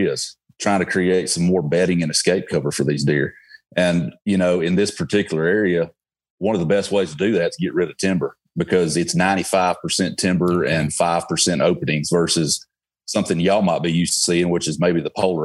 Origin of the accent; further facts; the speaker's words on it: Alabama, United States; accent: Alabama; my Alabama accent